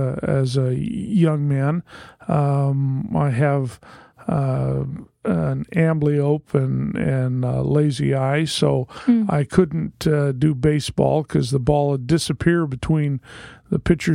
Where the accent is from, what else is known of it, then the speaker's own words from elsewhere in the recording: Corvallis, Oregon, United States; also born or lived in Salem, Oregon; now in Portland, United States; I was born and raised in Corvallis, Oregon. I went to elementary school, junior high school, and college in that town. That's where I met my wife. We moved from Corvallis